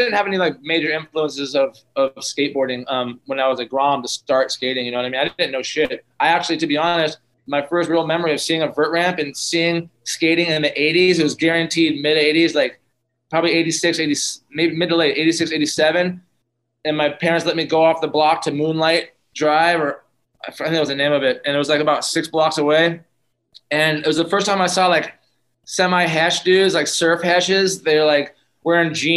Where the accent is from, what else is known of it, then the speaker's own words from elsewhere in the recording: San Diego, California, United States; I grew up in Pacific Beach, California, San Diego, and like about six blocks from the beach